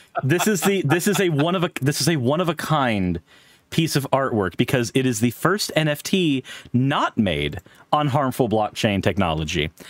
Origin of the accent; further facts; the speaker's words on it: Pensacola, Florida, United States; I grew up in Pensacola. That's tourist South